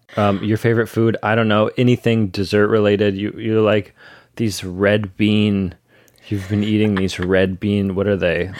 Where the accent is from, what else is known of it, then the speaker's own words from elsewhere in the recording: Ann Arbor, Michigan, United States; That's my home, that's my home s, place, my hometown. I'm not from Detroit, but Michigan